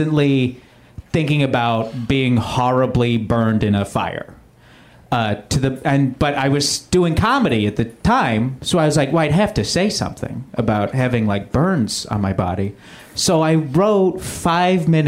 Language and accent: English; Canada; now in United States; I'm a Canadian immigrant.